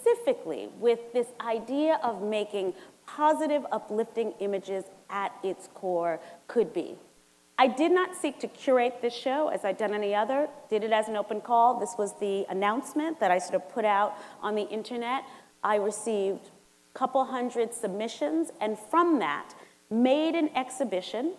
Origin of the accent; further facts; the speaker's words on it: New York City, New York, United States; I'm from St. Albans, Queens